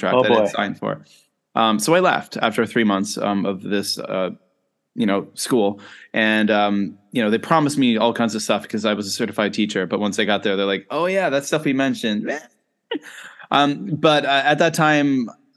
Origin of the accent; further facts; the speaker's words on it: Nova Scotia, Canada; also born or lived in China / Japan / South Korea; now in Penang, Malaysia; I was born and bred in Nova Scotia